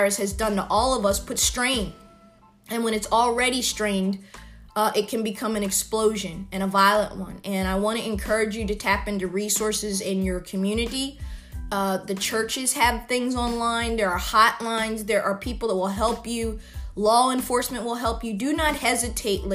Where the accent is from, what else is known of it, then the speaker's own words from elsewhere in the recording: United States; being an American